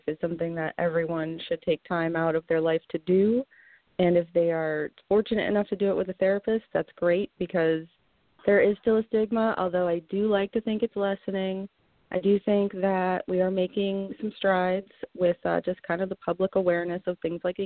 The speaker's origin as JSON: {"language": "English", "town": "Vernon", "region": "Connecticut", "country": "United States", "tie": "born or raised there", "said": "I'm a local. I grew up in Vernon, Connecticut, just a little town off the side of the highway."}